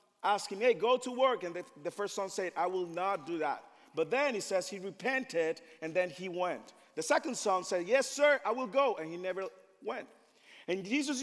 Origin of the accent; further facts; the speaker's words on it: Dominican Republic; moved away; I am from the Dominican Republic